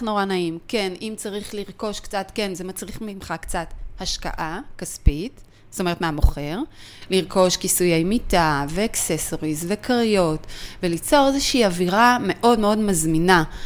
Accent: Israel; אנחנו ישראלים

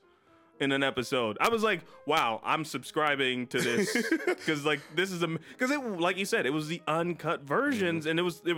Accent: Chicago, Illinois, United States; I am a Chicagoan here in Chicago, living in Chicago.

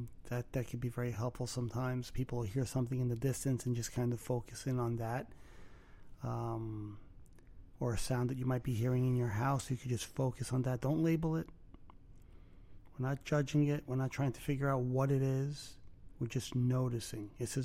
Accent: Brooklyn, New York, United States; No. Really? I'm from Brooklyn? What gave it away?

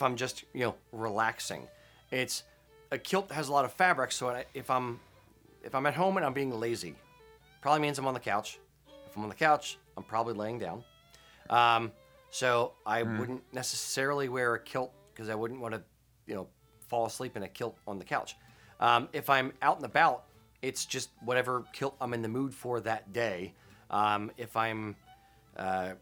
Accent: United States; I'm an American

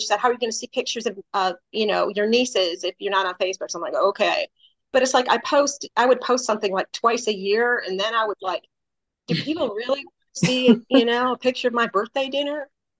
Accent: New York, United States; I was raised in New York

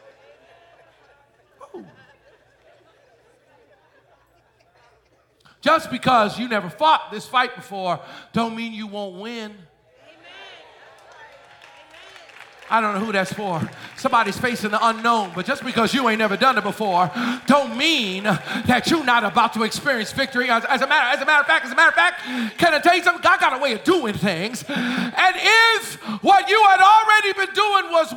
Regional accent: Boston, Massachusetts, United States; moved away; also born or lived in Philadelphia, Pennsylvania; I was born in Philly, raised in Boston. I'm a city boy.

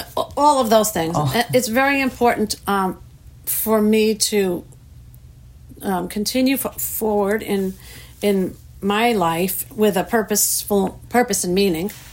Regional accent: New York, United States; moved away; growing up in New York

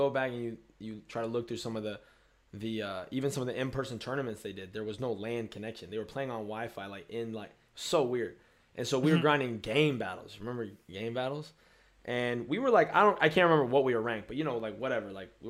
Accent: Orlando, Florida, United States; we're from Orlando

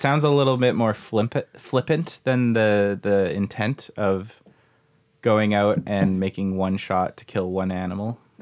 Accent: Manitoba, Canada; I grew up in Manitoba

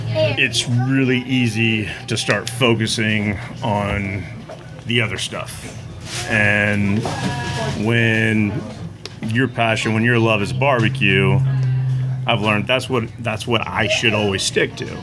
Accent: Katy, Texas, United States; I grew up in Katy, Texas. Born and bred.

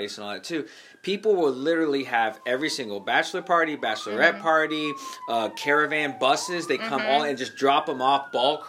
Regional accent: Texas, United States; we're from Texas.

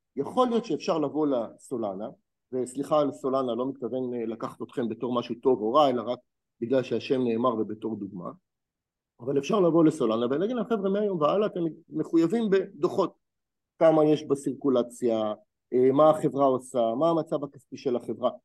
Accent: Israel; אני כישראלי

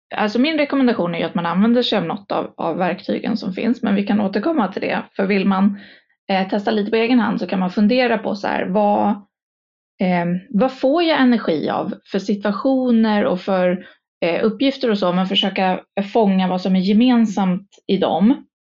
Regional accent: Stockholm, Stockholm County, Sweden; jag är stockholmare. Eh, born and raised

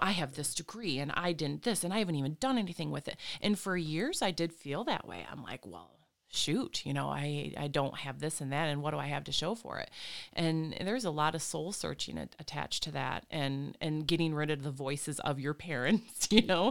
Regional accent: Flint, Michigan, United States; now in Lansing, United States; was born and raised in the Flint, Fenton, Linden

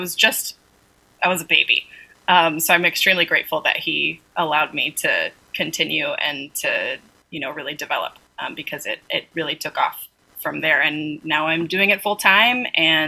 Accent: Riverside, California, United States; I am originally from Riverside, California.

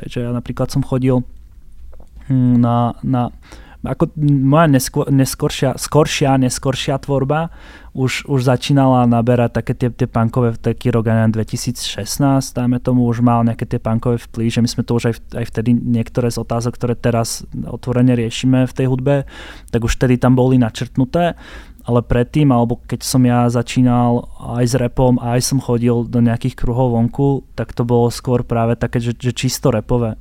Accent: Prešov, Prešov Region, Slovakia; ja som z Prešova

